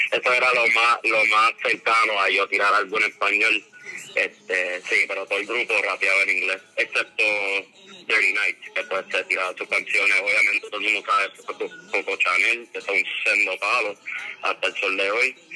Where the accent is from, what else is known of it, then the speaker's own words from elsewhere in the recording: San Juan, Puerto Rico; moved away as an adult; also born or lived in Chicago, Illinois, United States; now in Orlando, United States; eh, nací en San Juan, Puerto Rico. Ahí me crié hasta como los nueve años que me mudé para Chicago, por como tres o cuatro años, y regresé y estaba ahí pues este, en Puerto Rico hasta principios de 2018